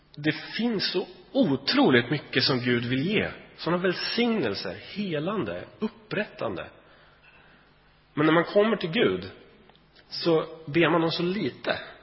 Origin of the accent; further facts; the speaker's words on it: Sweden; vi är ju svenskar